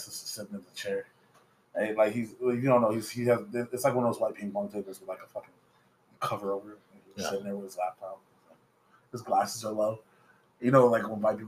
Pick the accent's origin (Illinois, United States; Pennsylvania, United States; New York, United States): Illinois, United States; Chicago; I'm from Chicago. I love the city.